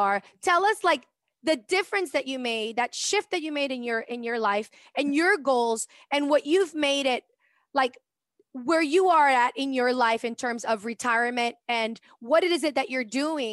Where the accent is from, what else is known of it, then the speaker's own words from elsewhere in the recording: Venezuela; In Venezuela, we say, ese tipo está pelando, estamos pelando